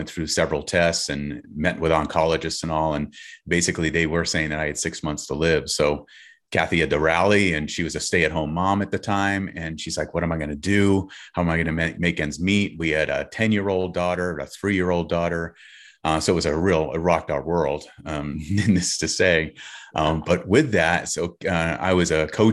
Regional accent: California, United States; We're from California.

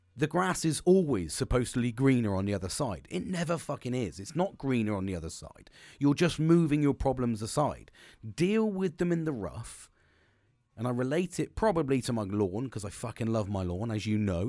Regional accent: United Kingdom

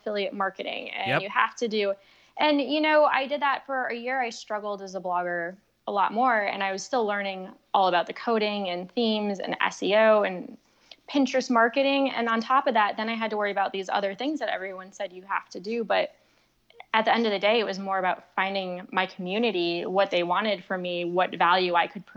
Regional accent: Connecticut, United States; moved away as an adult; also born or lived in Florida; now in Asheville, United States; We're from Connecticut, so we're New Englanders.

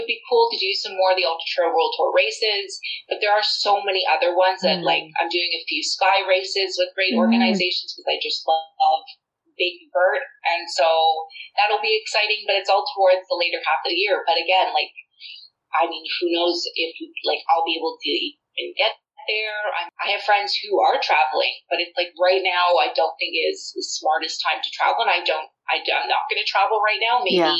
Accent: Toronto, Ontario, Canada

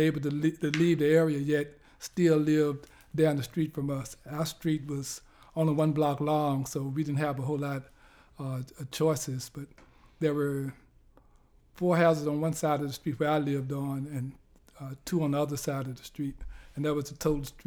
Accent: Lynchburg, Virginia, United States; moved away; I grew up in Lynchburg, Virginia.

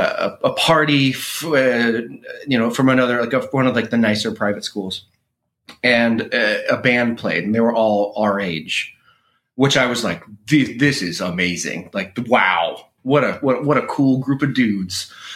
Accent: Dallas, Texas, United States; So, you know, we're both from Texas. I'm from Dallas.

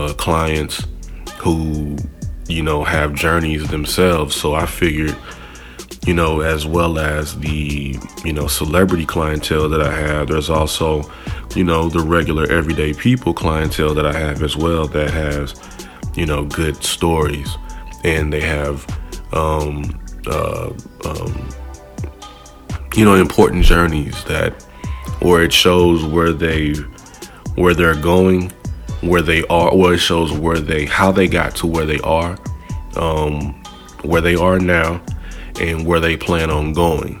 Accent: St. Louis, Missouri, United States; moved away as an adult; now in Los Angeles, United States; I'm from St. Louis, Missouri. I moved out to LA almost 8 years ago

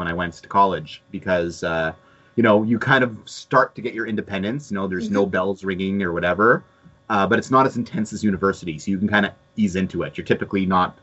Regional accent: Montreal, Quebec, Canada; first language English; also born or lived in San Francisco; I had to grow up speaking French

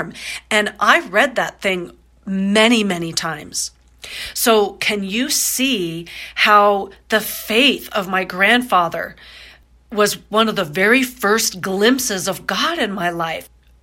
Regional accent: Iowa, United States; also born or lived in Florida; when I was 4, my parents got divorced. I was born in Florida. They got divorced. I moved to Iowa

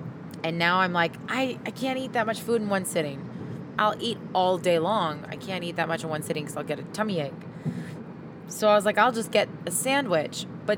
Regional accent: Saskatchewan, Canada; moved away; I grew up in Saskatchewan where there's lots of driving involved.

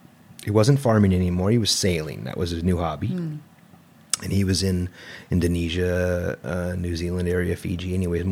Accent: Orange County, California, United States; now in San Luis Obispo, United States; Well, and I grew up in Orange County where, you know, it was easier to tell people I was the English side because I didn't really know much about my Armenian ancestry.

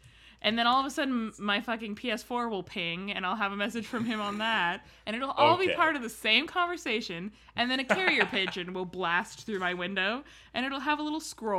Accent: Oakland, California, United States; This is one from my hometown, uh-huh. Sort of Oakland. This is near Lake Merritt on Grand Avenue, which is like a major drag.

